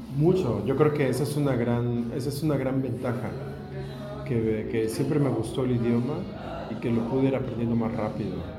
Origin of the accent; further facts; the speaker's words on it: Mexico; moved away as an adult; now in Berlin, Germany; Soy un periodista mexicano, nacido en México y ahora naturalizado alemán. Vivo desde hace 16 años en, Berlín